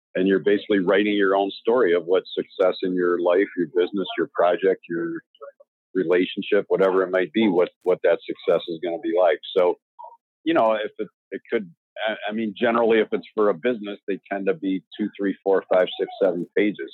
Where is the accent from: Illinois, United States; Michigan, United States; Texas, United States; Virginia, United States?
Illinois, United States; Chicago; I grew up in Chicago